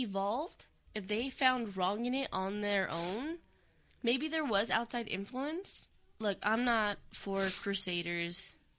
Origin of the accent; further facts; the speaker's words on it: United States; I'm American.